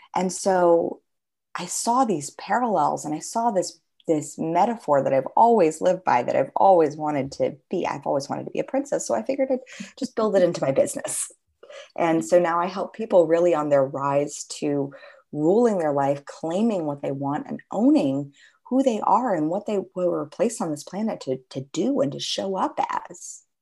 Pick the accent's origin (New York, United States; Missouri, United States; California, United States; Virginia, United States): California, United States; Los Angeles; growing up in Los Angeles